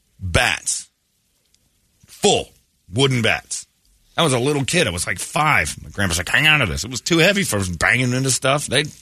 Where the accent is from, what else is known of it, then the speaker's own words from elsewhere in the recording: Philadelphia, Pennsylvania, United States; Yeah, we're from Philly.